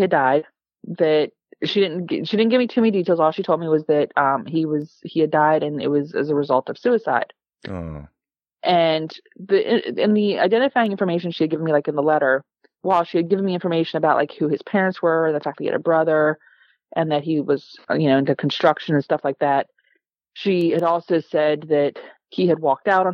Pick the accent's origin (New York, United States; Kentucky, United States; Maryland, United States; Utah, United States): Maryland, United States; Calvert County; I grew up in Calvert County.